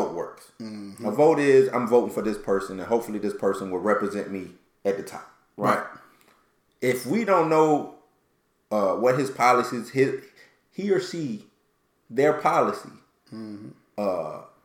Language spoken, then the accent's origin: English; Georgia, United States; born or raised there